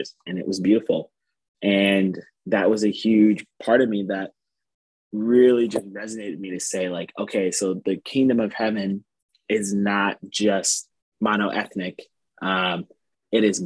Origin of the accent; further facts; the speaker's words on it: East Lansing, Michigan, United States; now in Fort Wayne, United States; Growing up, I'm not from Fort Wayne, so I'm from Lansing, Michigan, East Lansing area.